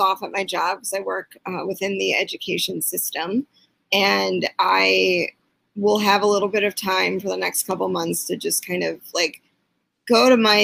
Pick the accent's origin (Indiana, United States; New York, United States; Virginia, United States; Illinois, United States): Illinois, United States; Chicago; I'm from the North Shore of Chicago